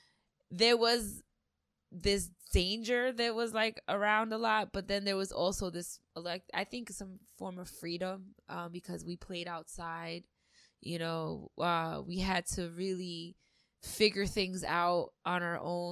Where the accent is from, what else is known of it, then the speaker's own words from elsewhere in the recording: New York City, New York, United States; also born or lived in Long Island, New York; I grew up in Queens most of my life